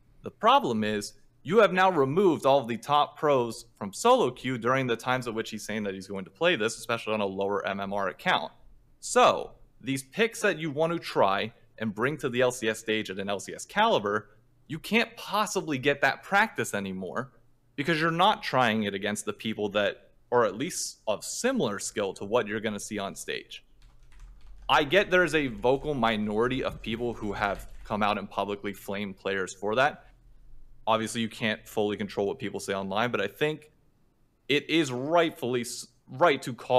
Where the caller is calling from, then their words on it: New York City, New York, United States; Calling from the home site of group stage and quarterfinals of Worlds this year, Midtown, New York City.